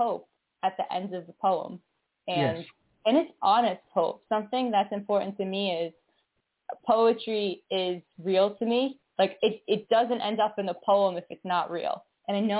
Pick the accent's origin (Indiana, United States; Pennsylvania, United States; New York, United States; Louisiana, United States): New York, United States; New York City; I'm from New York City, Brooklyn